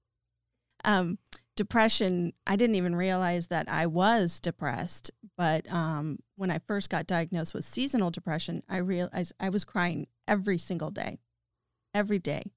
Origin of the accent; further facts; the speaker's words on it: Novato, California, United States; moved away as an adult; also born or lived in Boston, Massachusetts; I was born and raised in Novato and then drifted around after college and played the game and moved to Massachusetts for twelve years and then moved back here